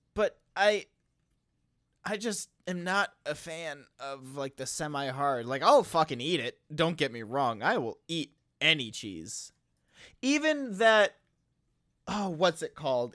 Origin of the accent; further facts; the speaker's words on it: Wisconsin, United States; I am from Wisconsin